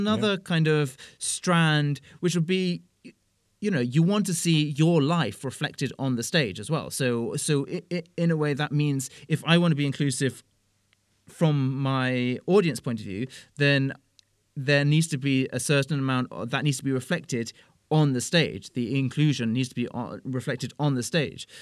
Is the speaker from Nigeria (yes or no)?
no; United Kingdom; moved away as an adult; now in Brussels, Belgium; I am British.